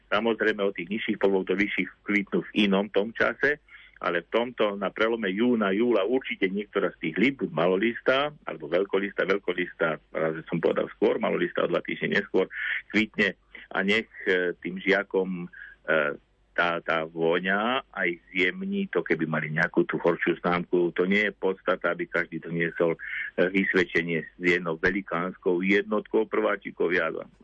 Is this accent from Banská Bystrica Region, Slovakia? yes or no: no; Liptovské Revúce, Žilina Region, Slovakia; na základnej škole u nás v Litovských revúcach